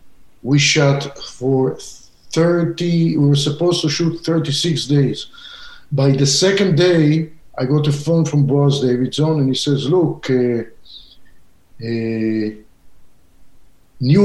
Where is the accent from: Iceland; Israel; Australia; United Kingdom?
Israel; English is a second language; moved away as an adult; now in Southern California, United States; I went into the movie business coming from a little child growing up in Israel and seeing spaghetti westerns.